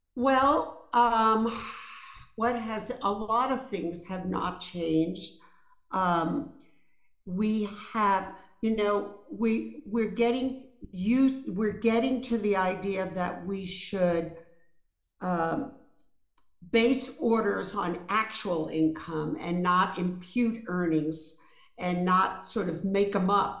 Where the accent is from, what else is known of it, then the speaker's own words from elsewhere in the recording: New York City, New York, United States; I grew up in Brooklyn, New York, in a very rough, rough neighborhood called East New York.